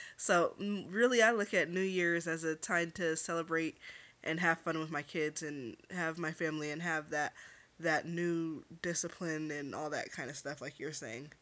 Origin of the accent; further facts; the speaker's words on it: Los Angeles, California, United States; U C L A Medical Center